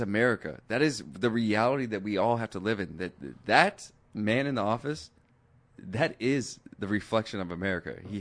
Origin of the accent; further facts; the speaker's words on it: Seattle, Washington, United States; now in West Hollywood, United States; I'm from Seattle